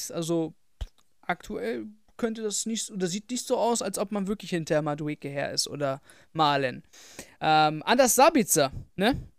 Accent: Frankfurt, Hesse, Germany; 10 fände ich noch in Ordnung, aber drüber würde ich jetzt als Frankfurter auch nicht mitgehen.

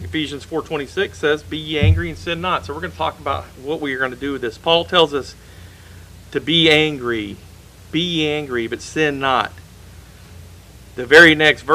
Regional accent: United States; The country that I grew up in has gone away

